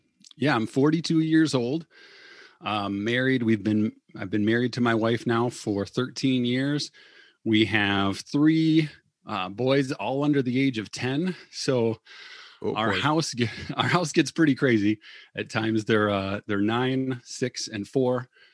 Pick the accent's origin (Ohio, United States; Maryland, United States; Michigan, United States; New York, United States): Michigan, United States; Battle Creek; I grew up in Cereal City, Cereal City, USA, Battle Creek, Michigan.